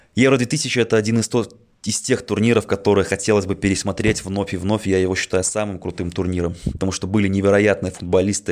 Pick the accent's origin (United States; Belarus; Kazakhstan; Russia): Belarus; Minsk; мне 27 лет, я из Минска